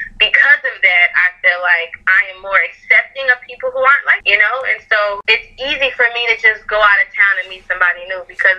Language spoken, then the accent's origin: English; Fort Lauderdale, Florida, United States; also born or lived in Dallas, Texas; So, yeah, so we moved when I was like 2. So I've basically been raised in Fort Lauderdale for my whole life. But, you know, I go back to Dallas maybe 2 to 3 times a year, actually.